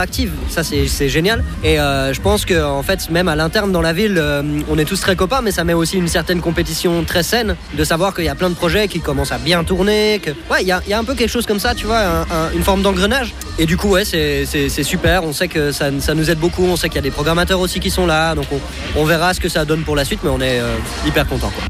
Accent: Fribourg, Switzerland; on vient de Fribourg, c'est une petite ville

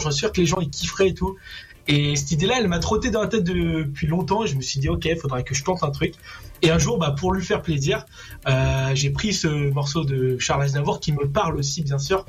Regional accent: Réunion; je suis réunionnais.

